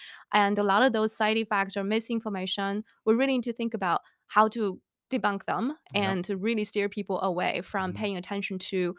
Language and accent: English; China; moved away as an adult; Back then, I came from China, 2003, know nothing about risk communication.